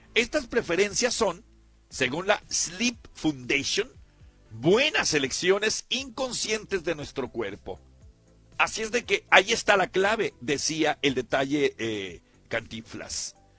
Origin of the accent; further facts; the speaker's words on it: Culiacán area, Sinaloa, Mexico; yo soy de ahí, de Caminaguato, cerquita de Tecuciapa